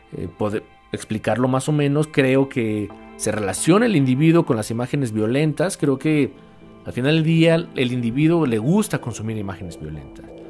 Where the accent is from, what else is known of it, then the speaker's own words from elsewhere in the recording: Mexico; aquí en mi país, reitero, aquí en México